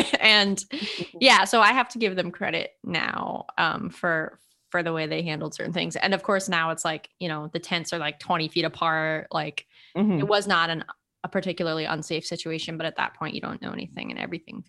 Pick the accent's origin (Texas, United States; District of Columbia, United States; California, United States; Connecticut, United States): California, United States; We're from California. We don't have lines there.